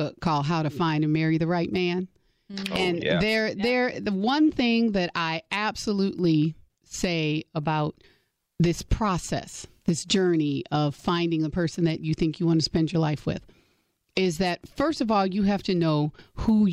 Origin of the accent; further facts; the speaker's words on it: Gary, Indiana, United States; moved away as an adult; also born or lived in Michigan; I grew up in the cold. I grew up in Indiana, went to college in Michigan.